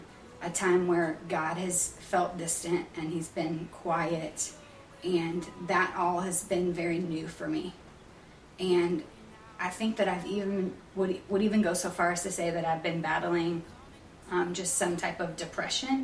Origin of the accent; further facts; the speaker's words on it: Florissant, Missouri, United States; also born or lived in Texas; I am from St. Louis. I was born here and lived here in Florissant actually all my life until right after college